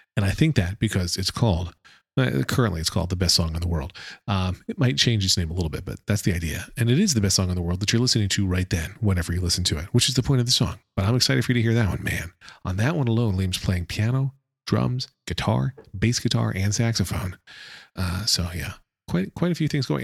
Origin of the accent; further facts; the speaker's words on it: United States; accent: American English; my American English accent